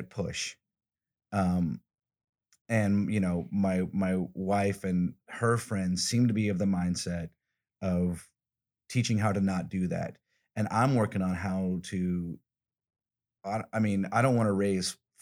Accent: Alabama, United States; I'm from the South, I'm from Alabama

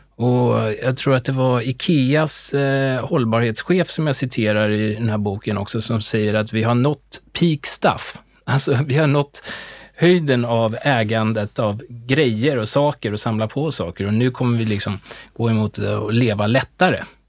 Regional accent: Stockholm, Stockholm County, Sweden; also born or lived in United States; jag är ju uppväxt i Stockholm

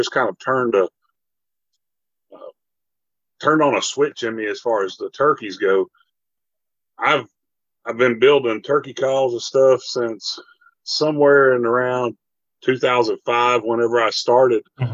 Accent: Minden, Louisiana, United States; also born or lived in Idaho; I grew up in Minden, Louisiana.

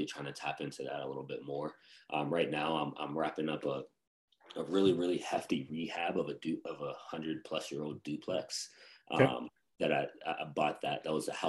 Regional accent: Western Pennsylvania, United States; moved away; my hometown. It's pretty cheap, very cheap to buy there. So in Western Pennsylvania

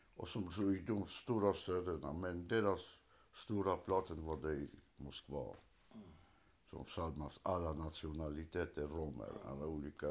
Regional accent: Upper Silesia, Poland; Swedish is a second language; also born or lived in Kraków, Poland; now in Sweden; Vi flyttade ner till, eh, ja, det, innan var det tyskt. det heter på tyska Oberschlesien

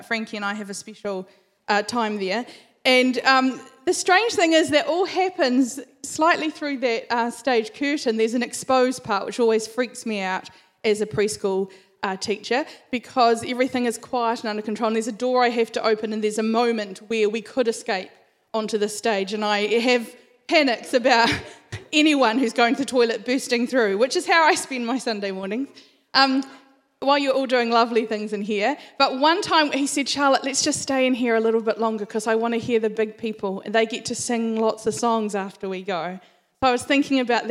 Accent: Christchurch, Canterbury, New Zealand; So I grew up in Christchurch. I spent all of my life in Christchurch

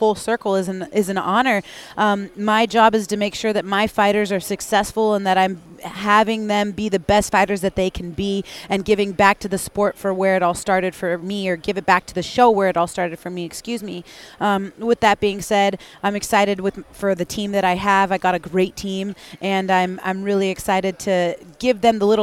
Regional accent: Spokane, Washington, United States; where I'm from, in the Pacific Northwest, in the greater Spokane area

